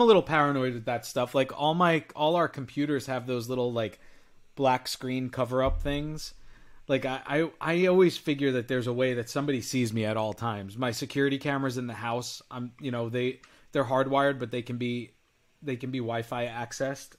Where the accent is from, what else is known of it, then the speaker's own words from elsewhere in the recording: New York, United States; I'm from New York